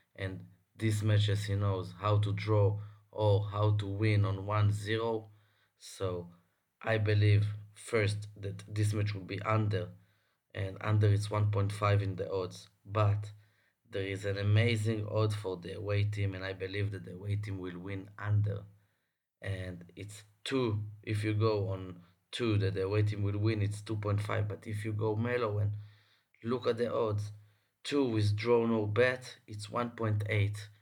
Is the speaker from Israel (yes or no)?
yes; Tel Aviv, Tel Aviv District, Israel; I'm from Tel Aviv, recording for my house